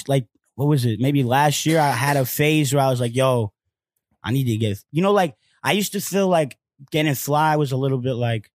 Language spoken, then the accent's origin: English; New York City, New York, United States; I'm from the Upper West Side